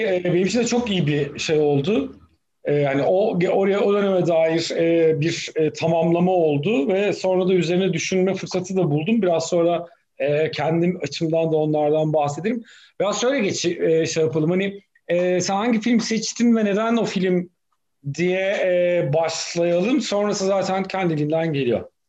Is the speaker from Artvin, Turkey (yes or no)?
yes; Artvin, Turkey; now in Istanbul, Turkey; ben Artvinliyim.